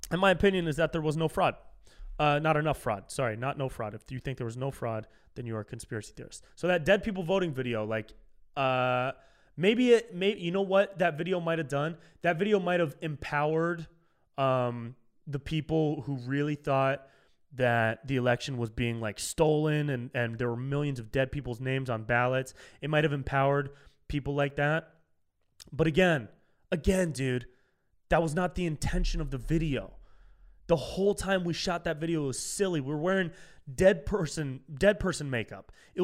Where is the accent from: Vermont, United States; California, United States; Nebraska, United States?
California, United States; Whenever I said, like, I'm from California, but I identify as a Miami Dolphin now.